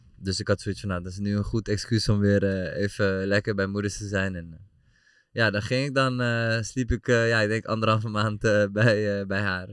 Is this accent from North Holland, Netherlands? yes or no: yes; Amsterdam, North Holland, Netherlands; moved away as an adult; now in Deventer, Netherlands; ik kom uit Amsterdam natuurlijk oorspronkelijk.